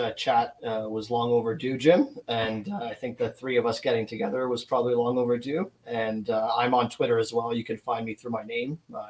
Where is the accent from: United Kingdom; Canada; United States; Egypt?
Canada; because I'm from Canada, I've been looking into a lot of Canadian cases.